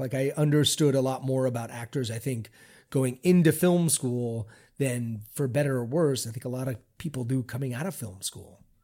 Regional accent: Baltimore, Maryland, United States; I grew up in Baltimore, Maryland in the seventies

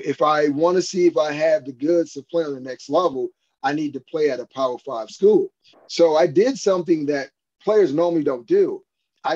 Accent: Miami, Florida, United States; moved away as an adult; I was from Miami, and I lived like 15 blocks from my high school

